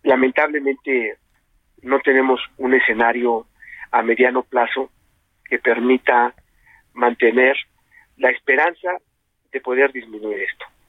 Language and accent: Spanish; Mexico; como mexicanos